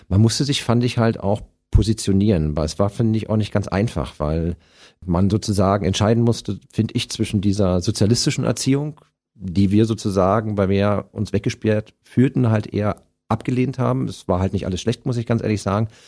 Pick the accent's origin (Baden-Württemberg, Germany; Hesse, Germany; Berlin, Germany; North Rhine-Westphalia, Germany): Berlin, Germany; Du bist genau wie ich Ostkind. Ich bin ja 1966